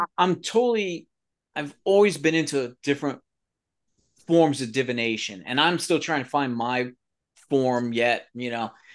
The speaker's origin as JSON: {"language": "English", "town": "New York City", "region": "New York", "country": "United States", "also_born_or_lived": "Southern Pennsylvania", "moved": "yes", "lives_now": "Pennsylvania, United States", "said": "I'm from the New York area, Bronx, New York, the real Bronx, real pizza"}